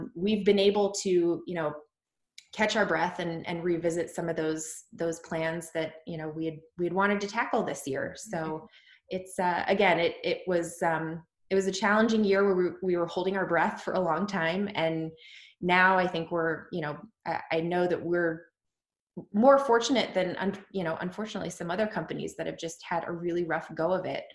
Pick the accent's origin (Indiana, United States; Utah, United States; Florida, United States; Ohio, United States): Ohio, United States; Dayton; moved away as an adult; also born or lived in New York City, United States; now in Columbus, United States; We both are from Dayton